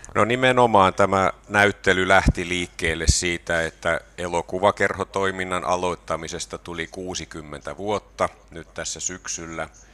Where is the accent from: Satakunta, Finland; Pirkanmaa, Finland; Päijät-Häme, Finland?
Pirkanmaa, Finland; Tampere; moved away as an adult; also born or lived in Turku; now in Kajaani, Finland; mä oon Tampereella asunut lapsuuteni ja sitten opiskeluajan Turussa